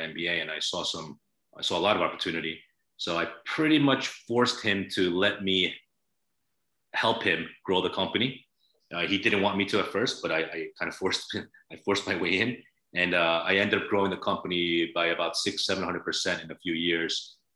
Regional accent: United States; Korean-American, born and raised in the States, ethnically Korean. My parents are from Korea.

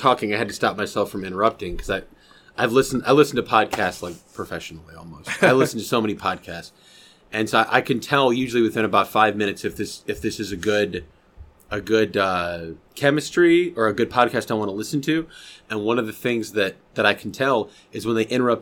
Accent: Rockford, Illinois, United States; now in Oklahoma, United States; I'm from Illinois. I'm from Northern Illinois, a city called Rockford

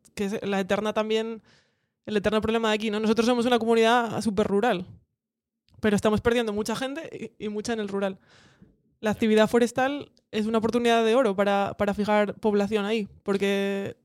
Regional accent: Cudillero, Asturias, Spain; now in Gijón, Spain; soy de Cudillero

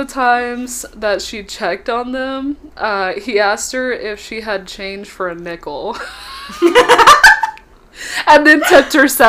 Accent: Texas, United States; I'm from Texas.

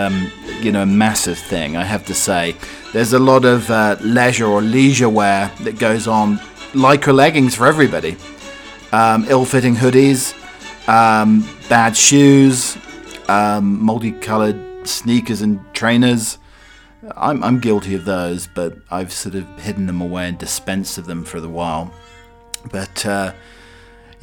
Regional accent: United Kingdom; I'm indeed a British butler

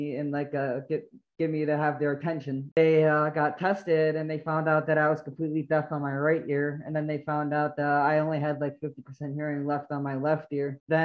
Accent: New York, United States; moved away as an adult; now in Florida, United States; I'm originally from New York. I recently just moved down to Florida a couple of years back.

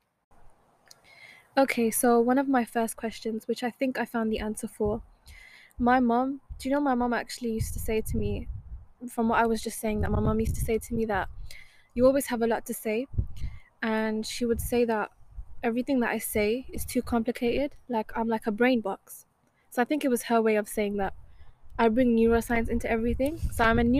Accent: Wolverhampton, West Midlands, United Kingdom; I am 20 years old, born and raised in Wolverhampton.

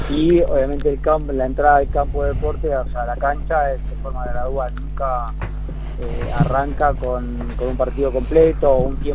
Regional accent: Concordia, Entre Ríos, Argentina; yo soy de Entre Ríos. {S1} Ajá. {S7} Soy criado en Concordia, Entre Ríos

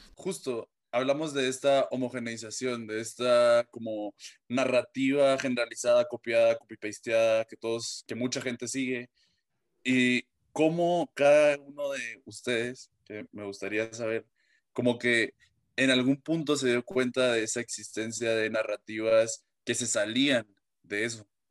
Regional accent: Guatemala; de mi, pues, de Guatemala

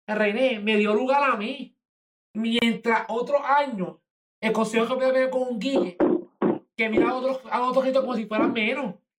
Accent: Puerto Rico; nosotros como puertorriqueños

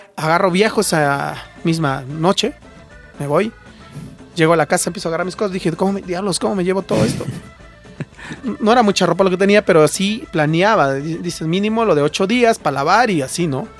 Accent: Santiago Yosondúa, Oaxaca, Mexico; moved away as an adult; soy originario de un pueblo de la Mixteca que se llama Santiago Yosondúa

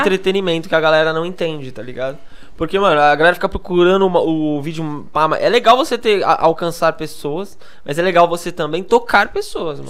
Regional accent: Praia Grande, São Paulo, Brazil; sou lá da Praia Grande, né? Da Baixada Santista

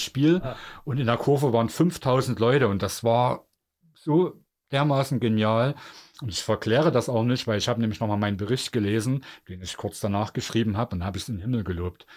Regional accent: Germany; als Deutsche

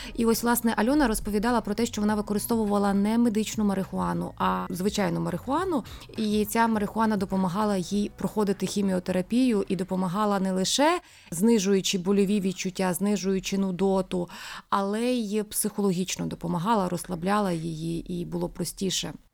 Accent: Rivne, Rivne Oblast, Ukraine; ми рівняни

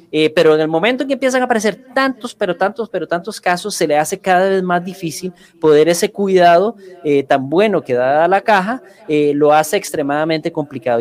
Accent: Costa Rica

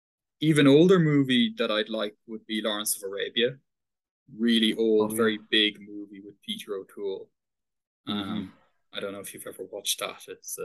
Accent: Paris, Île-de-France, France; born there; also born or lived in Dublin, Ireland; Paris. I was born in Paris, but I have much more links with Dublin and Dunleary.

